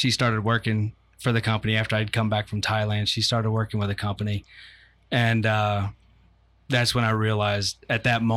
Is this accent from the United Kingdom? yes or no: no; Ocoee, Florida, United States; I grew up in Ocoee